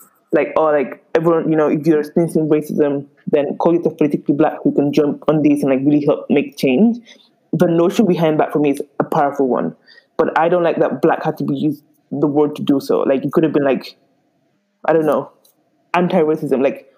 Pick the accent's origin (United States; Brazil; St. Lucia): St. Lucia; Okay, you better get it right and call me that, say that I'm from St. Lucia.